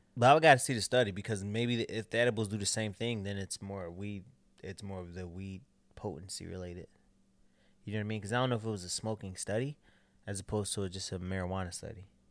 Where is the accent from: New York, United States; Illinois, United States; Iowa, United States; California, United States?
Illinois, United States; Chicago; I'm from Chicago